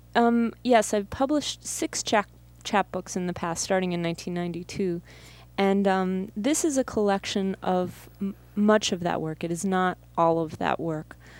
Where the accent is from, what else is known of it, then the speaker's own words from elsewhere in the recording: Buffalo, New York, United States; also born or lived in Massachusetts / Seattle / San Francisco; I grew up in Buffalo, in Riverside, and then North Buffalo